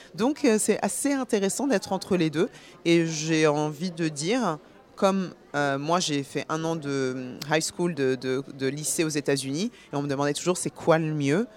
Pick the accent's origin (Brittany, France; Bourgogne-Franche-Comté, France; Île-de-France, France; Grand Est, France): Île-de-France, France; Paris; also born or lived in Guinea / Burgundy; now in New York, United States; je, vis à New York, mais je suis née à Paris